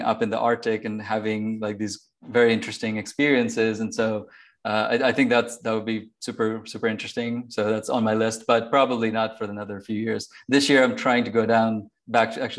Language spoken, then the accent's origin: English; Bangladesh; moved away; I was born in Bangladesh, actually, just next to India. So I spent obviously a lot of my life there